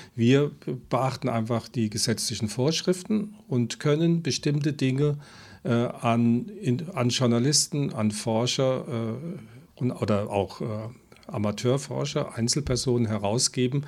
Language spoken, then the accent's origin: German; Germany; Ich komme aus dem Westen